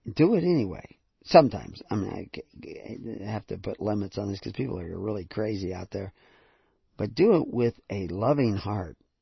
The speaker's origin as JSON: {"language": "English", "region": "the South", "country": "United States", "tie": "born or raised there", "said": "I grew up in the south"}